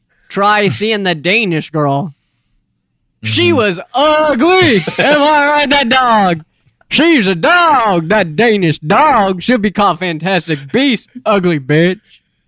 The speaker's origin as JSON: {"language": "English", "town": "Orient", "region": "Ohio", "country": "United States", "moved": "yes", "said": "I'm from Orient, Ohio, and everybody fucking talks like that."}